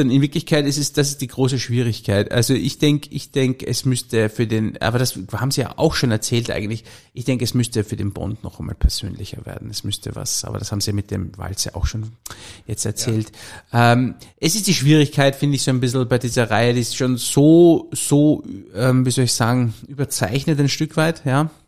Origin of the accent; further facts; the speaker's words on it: Salzburg, Austria; ich habe zwei Töchter, wir leben auf einem Bauernhof und eine Frau und äh, wir sind eine Salzburger Bauernfamilie